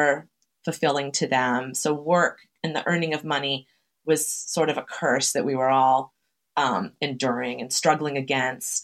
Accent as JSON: {"language": "English", "town": "Chelsea", "region": "Massachusetts", "country": "United States", "tie": "born or raised there", "said": "I'm from Chelsea, Massachusetts. It's a immigrant heavy working class, working poor city in Massachusetts"}